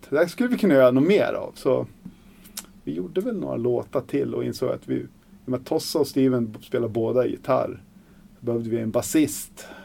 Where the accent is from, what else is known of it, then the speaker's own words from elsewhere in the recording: Surahammar, Västmanland, Sweden; also born or lived in Hallstahammar; Jag är från Surahammar